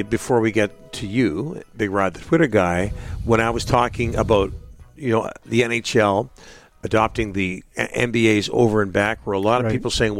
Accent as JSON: {"language": "English", "town": "Burnaby", "region": "British Columbia", "country": "Canada", "tie": "born or raised there", "said": "I grew up in North Burnaby."}